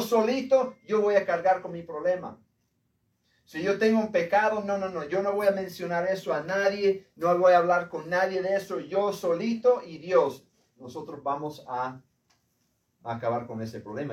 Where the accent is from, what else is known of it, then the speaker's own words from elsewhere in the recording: United States; hombre de Estados Unidos